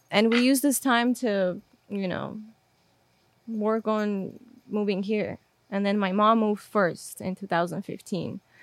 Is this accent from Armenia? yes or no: yes; Armenia; English is a second language; moved away; so I was born and raised in Armenia.